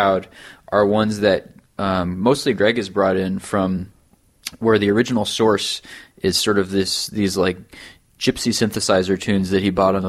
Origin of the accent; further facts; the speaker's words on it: United States; as an American